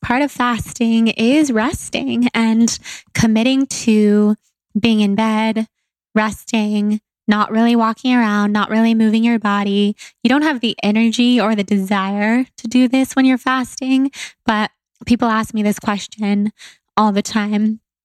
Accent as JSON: {"language": "English", "town": "Sacramento", "region": "California", "country": "United States", "tie": "born or raised there", "said": "where I grew up in Sacramento"}